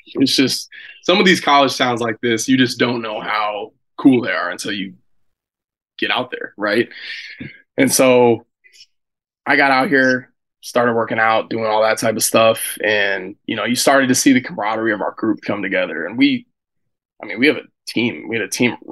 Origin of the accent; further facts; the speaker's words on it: Seattle, Washington, United States; moved away as an adult; growing up in Seattle, University of Washington's your big football school